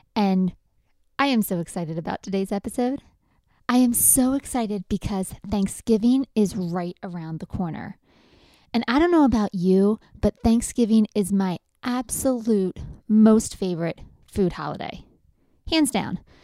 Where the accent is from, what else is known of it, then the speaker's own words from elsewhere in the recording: Lancaster County, Pennsylvania, United States; I grew up in Lancaster County